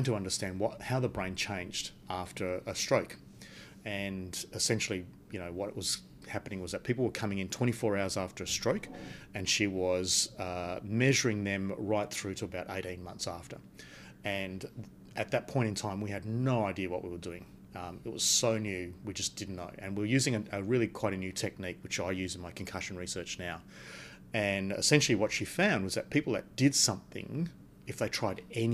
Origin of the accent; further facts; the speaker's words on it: Perth, Western Australia, Australia; And I was born in Perth. I grew up in Perth. I did all my studies in Perth.